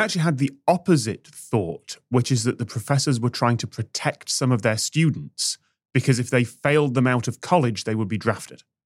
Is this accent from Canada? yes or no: no; United Kingdom; I learned about the American westward expansion and the Wild West in my history class in the nineties in Britain